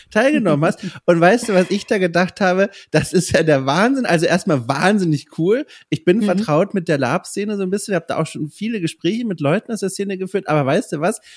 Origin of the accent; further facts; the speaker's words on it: near Würzburg, Bavaria, Germany; an der Uni Würzburg, ganz in der Nähe von mir, wo ich aufgewachsen bin